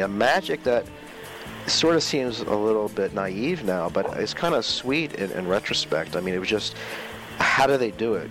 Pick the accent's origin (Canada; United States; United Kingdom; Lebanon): United States; Maryland; also born or lived in Northern Virginia; I'm from Northern Virginia and then Maryland